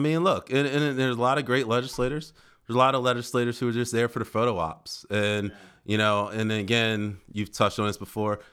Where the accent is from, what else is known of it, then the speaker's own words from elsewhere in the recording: Philadelphia, Pennsylvania, United States; moved away as an adult; now in Delaware, United States; I actually come from Philly, born and raised in Philadelphia. didn't come to Delaware until college, and I stayed